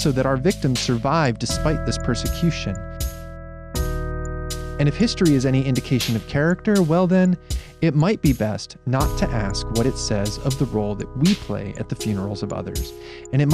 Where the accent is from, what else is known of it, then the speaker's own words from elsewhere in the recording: Erie, Pennsylvania, United States; Erie, Pennsylvania, my hometown